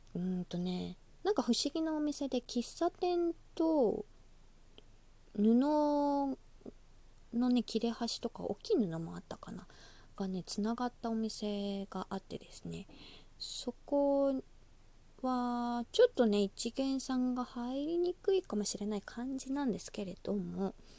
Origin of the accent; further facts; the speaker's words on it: Osaka, Japan; accent: Kansai dialect; 出身が大阪でして